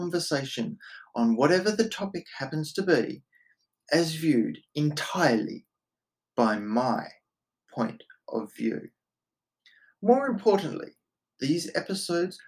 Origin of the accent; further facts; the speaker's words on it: Australia; I am Australian